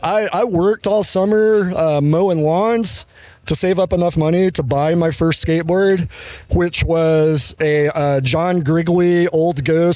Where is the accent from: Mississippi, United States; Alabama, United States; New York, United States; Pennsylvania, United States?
Mississippi, United States; Jackson; I'm originally from Jackson